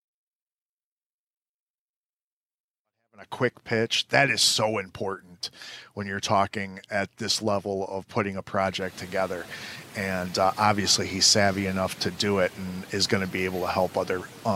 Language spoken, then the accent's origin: English; Chicago, Illinois, United States; now in Akron, United States; I'm from Chicago